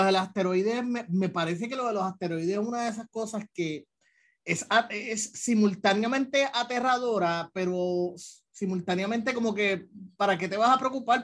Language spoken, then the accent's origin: Spanish; Puerto Rico; los puertorriqueños tenemos en común con, con el resto de Latinoamérica